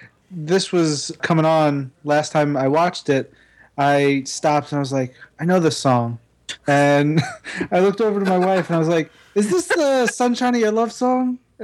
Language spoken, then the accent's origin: English; Elmont, New York, United States; we're a little harder edged over in Western Nassau